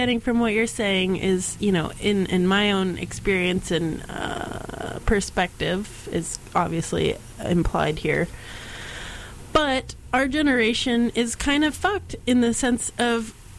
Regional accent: the South, United States; I'm from the South.

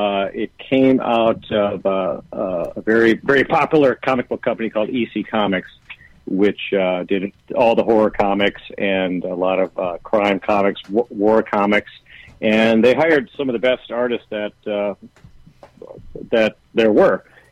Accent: Racine, Wisconsin, United States; now in Sunnyside, Queens, New York, United States; I grew up in Racine, Wisconsin. Yeah. That's right between Milwaukee and Chicago. Normally, I just tell people, on the East Coast, I tell people, I'm from Milwaukee.

